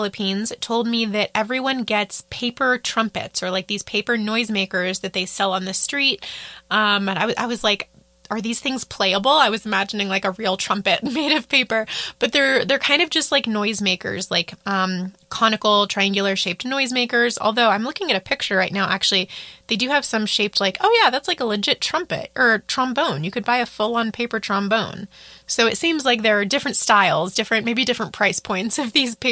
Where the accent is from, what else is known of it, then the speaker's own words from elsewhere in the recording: United States; as an American, because I've grown up with this tradition